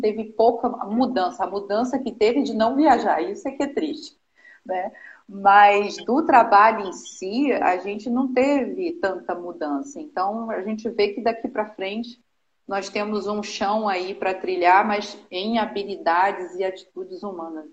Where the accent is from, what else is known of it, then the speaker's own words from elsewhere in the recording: Nova Friburgo, Rio de Janeiro, Brazil; moved away as an adult; eu sou natural aqui do Rio de Janeiro, de Novo Friburgo, uma cidade que eu amo de paixão, que eu fui nasci, nasci criada